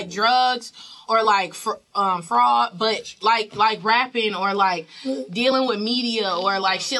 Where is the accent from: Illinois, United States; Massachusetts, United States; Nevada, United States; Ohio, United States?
Illinois, United States; Chicago; now in Atlanta, United States; I'm from Chicago